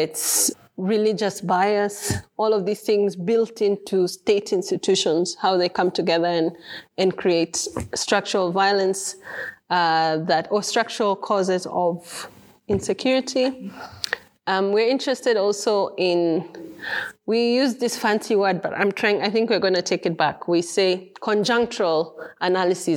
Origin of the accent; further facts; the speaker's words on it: Kenya; I'm a Kenyan